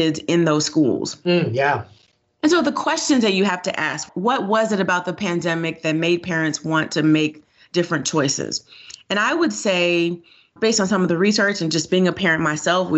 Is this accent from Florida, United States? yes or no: yes; Miami, Florida, United States; moved away as an adult; now in Georgia, United States; I grew up in Florida. I got a great public education, and I'm a product of school choice.